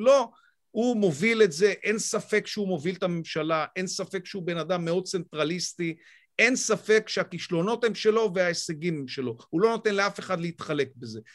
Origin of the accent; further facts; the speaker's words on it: Israel; אני קודם כל ישראלי